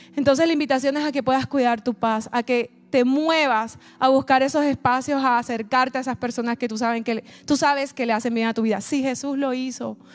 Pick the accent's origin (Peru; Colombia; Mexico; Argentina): Colombia; moved away; yo soy de Colombia